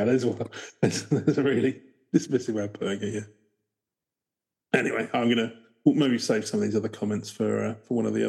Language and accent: English; Ohio, United States; Born and raised in Ohio, my husband on Creek Road. We all grew up with Char Man, but never heard of the other stories.